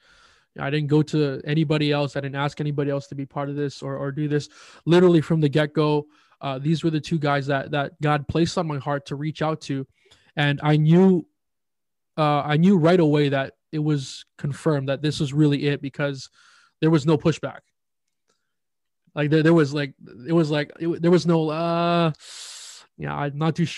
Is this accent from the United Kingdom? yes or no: no; Winnipeg, Manitoba, Canada; I am from the great city of Winnipeg, Manitoba